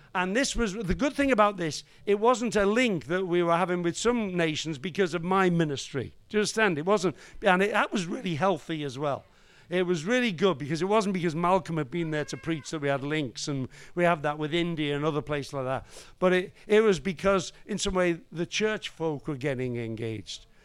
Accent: Liverpool, North West England, United Kingdom; I was raised in Liverpool

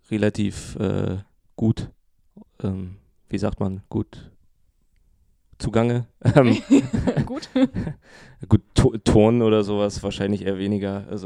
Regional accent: Berlin, Germany; Ähm, ich, ich komme nicht aus dem Osten, da ist das ein bisschen doller vertreten.

